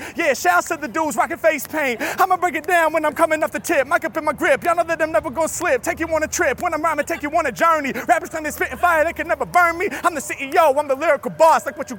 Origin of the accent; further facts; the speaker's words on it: Los Angeles, California, United States; It's …, I'm representing from Los Angeles.